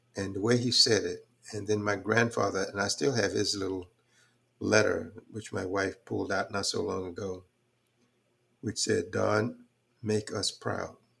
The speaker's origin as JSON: {"language": "English", "town": "Houston", "region": "Texas", "country": "United States", "tie": "born or raised there", "also_born_or_lived": "Fort Worth, Texas / Graham, Texas", "said": "I came up doing some really rough times in Houston, in particular, um, but Fort Worth in the beginning"}